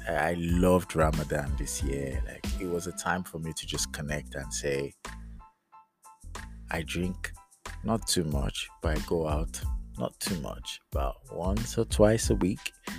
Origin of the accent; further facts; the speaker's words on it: United Kingdom; accent: British; moved away as an adult; coming out of the aircraft from the UK with my British accent and, you know, in it. Giza, oi, what's going on, mate? Kind of self. So I landed in Lagos.